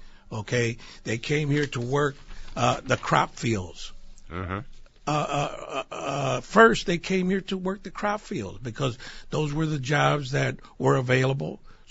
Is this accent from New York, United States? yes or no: yes; Buffalo, New York, United States; also born or lived in Lackawanna, New York; Well, my background is I was born and raised in the city of Lackawanna. We moved to the city of Buffalo, okay?